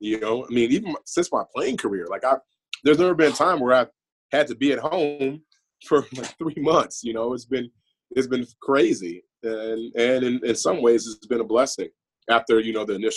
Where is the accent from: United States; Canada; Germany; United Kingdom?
United States; Chicago, Illinois; moved away; growing up in the Illinois, Chicagoland area